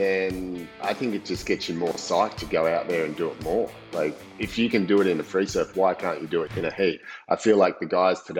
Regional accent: Coolangatta, Queensland, Australia; my hometown too, Coolangatta

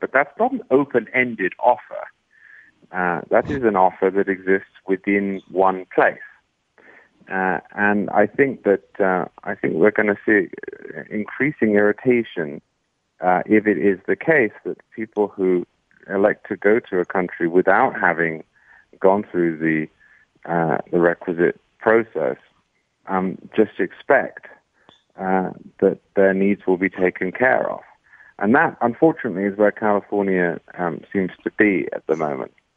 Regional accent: England, United Kingdom; moved away as an adult; now in United States; I was not from a hellhole. I was from England.

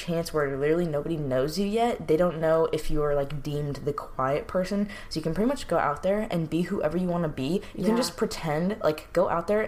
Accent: New York, United States; moved away as an adult; also born or lived in California; I'm from New York, so I was obviously away from home

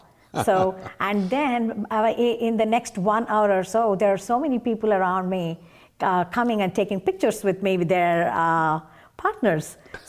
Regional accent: Chennai, Tamil Nadu, India; moved away as an adult; now in United States; Yes. I was raised in Chennai and I went to schools and colleges in Chennai.

